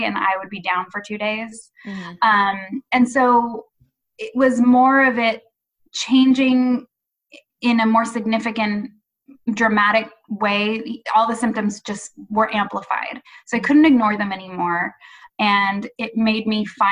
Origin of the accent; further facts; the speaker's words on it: Santa Barbara, California, United States; I grew up in Southern California, in Santa Barbara, so at the beach all the time